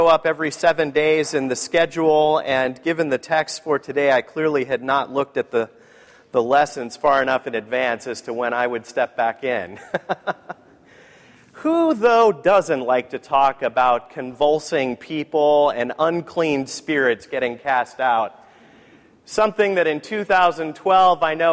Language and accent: English; San Diego, California, United States; I grew up in San Diego